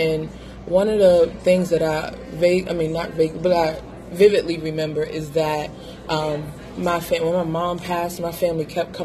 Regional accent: Baltimore, Maryland, United States; I am from Baltimore

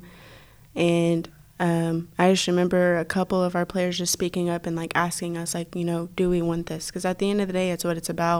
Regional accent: Texas, United States; moved away as an adult; now in Oklahoma City, United States; we're from Texas. We're used to this

